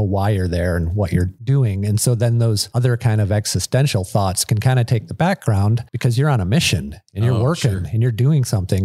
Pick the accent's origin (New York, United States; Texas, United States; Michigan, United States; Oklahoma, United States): Michigan, United States; I grew up in Michigan and my dad was up in Alaska.